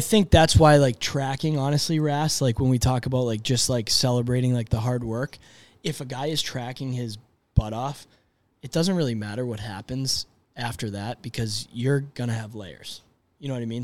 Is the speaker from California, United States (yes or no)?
no; Boston, Massachusetts, United States; I grew up in Boston